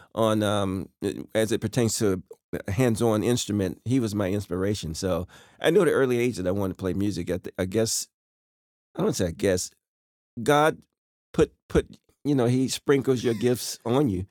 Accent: Rocky Mount, North Carolina, United States; moved away; I was born right in Rocky Mount, North Carolina

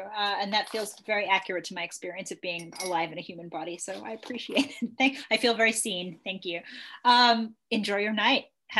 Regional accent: Boston, Massachusetts, United States; now in New Orleans, United States; I'm from Boston, depending on who you ask, right?

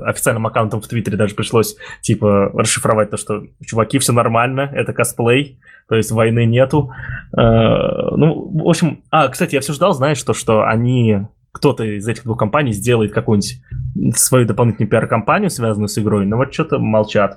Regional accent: Ulyanovsk, Ulyanovsk Oblast, Russia; я из Ульяновска, Дима из Самары, я из Ульяновска

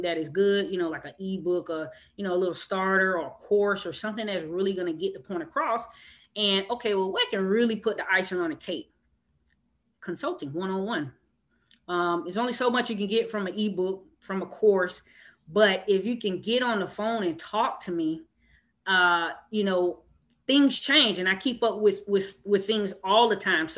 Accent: Miami, Florida, United States; I'm from Miami, Florida

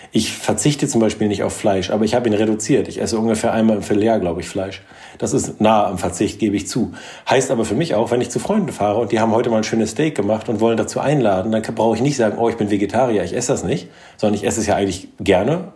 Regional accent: Norderney, Lower Saxony, Germany; moved away; also born or lived in Kiel; Ich bin auf Norderney aufgewachsen

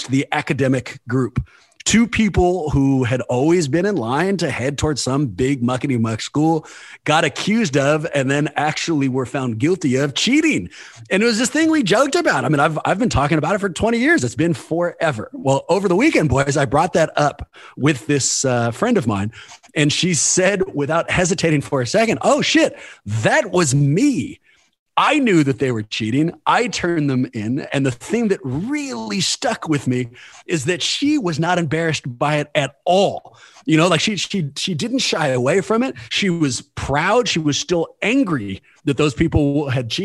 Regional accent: Oakland, California, United States; the general setting in Oakland and kind of the lessons I learned going through the Oakland public school system

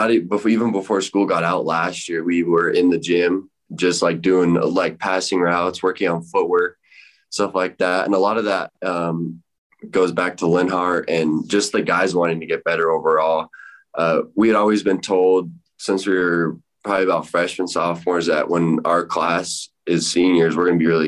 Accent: Rock Springs, Wyoming, United States; my hometown Rock Springs

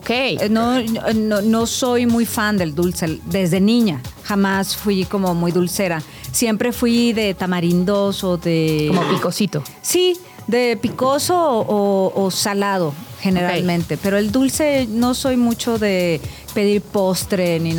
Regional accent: Ciudad Madero, Tamaulipas, Mexico; Tenemos una gran cocina allá en, Tamaulipas.

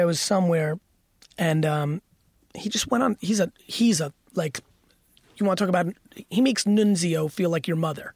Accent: Edison, New Jersey, United States; I lived in Edison, New Jersey when the huge Indian immigration came. All my homies were brown, and they were hungry 'cause they came poor, and I was still in fifth grade.

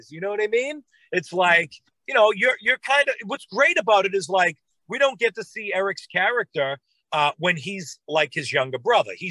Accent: Boston, Massachusetts, United States; now in Los Angeles, United States; I'm from South Boston, aka Southie.

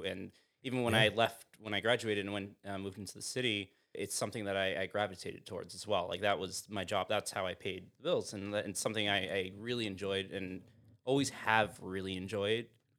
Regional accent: Sag Harbor, New York, United States; I grew up in Sag Harbor

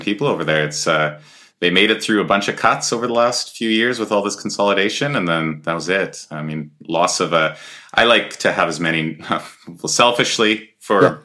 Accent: Edmonton, Alberta, Canada; we're both from Edmonton area

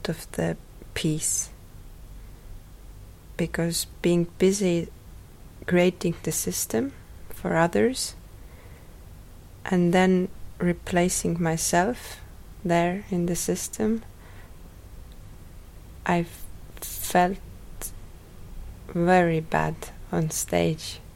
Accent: Rakvere, Lääne-Viru County, Estonia; I was born in Rakvere. It is a small town, more to east from Tallinn.

